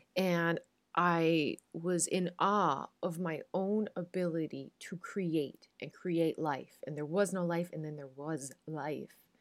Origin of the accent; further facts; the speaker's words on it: Newfoundland and Labrador, Canada; moved away; as a Newfoundlander